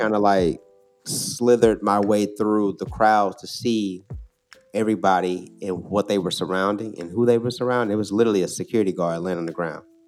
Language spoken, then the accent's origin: English; St. Louis, Missouri, United States; moved away as an adult; also born or lived in Oakland, California; now in Chicago, United States; Growing up in Saint Louis, I went to, I grew up on the north side